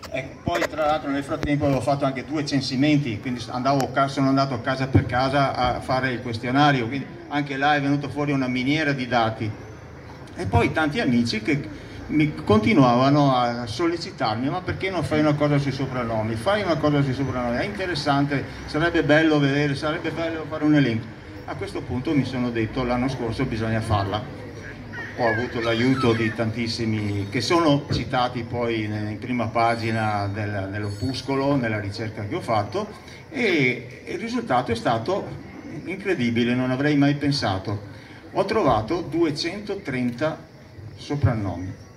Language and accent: Italian; Noale, Veneto, Italy